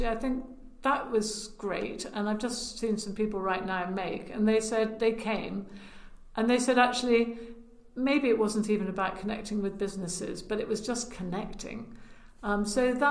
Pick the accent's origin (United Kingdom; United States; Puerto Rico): United Kingdom; Lyonshall, West Midlands; Well, I'm from Herefordshire. I'm from Lionsall